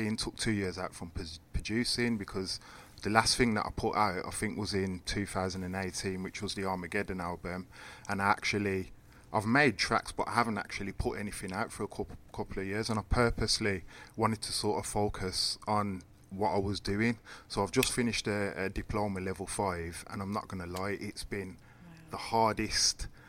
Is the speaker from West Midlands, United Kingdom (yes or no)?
yes; Birmingham, West Midlands, United Kingdom; Born and bred in Newtown